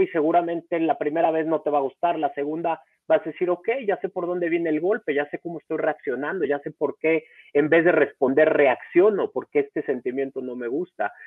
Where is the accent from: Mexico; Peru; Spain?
Mexico; Acapulco, Guerrero; moved away as an adult; also born or lived in Mexico City; yo nací en la Ciudad de México, tengo 38 años, nací en la Ciudad de México y a los dos años me fui a vivir a Acapulco por cosas de trabajo de mi papá. Ahí viví 16 años